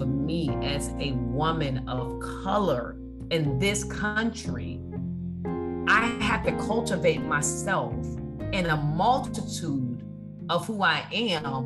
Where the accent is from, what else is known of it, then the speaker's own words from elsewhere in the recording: Chicago, Illinois, United States; I grew up in Chicago